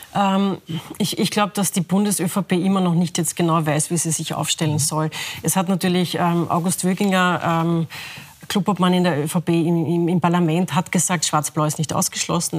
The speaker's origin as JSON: {"language": "German", "region": "Lower Austria", "country": "Austria", "said": "Ich bin Niederösterreicherin"}